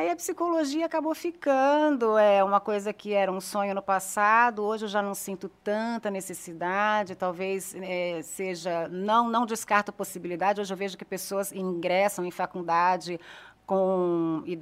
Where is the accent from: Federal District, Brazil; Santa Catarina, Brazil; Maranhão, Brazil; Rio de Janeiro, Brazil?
Federal District, Brazil; Brasília; Eu vim de Brasília. Brasília tem muito.